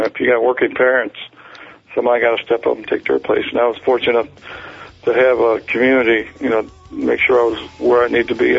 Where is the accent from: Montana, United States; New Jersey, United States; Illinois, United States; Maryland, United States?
Maryland, United States; I'm from Maryland